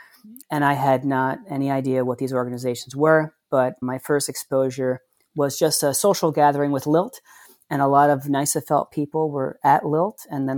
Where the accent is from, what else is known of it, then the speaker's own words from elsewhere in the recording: Long Island, New York, United States; moved away as an adult; now in Albany, United States; I'm originally from Long Island, but then after college, I stuck in Albany and have been here ever since.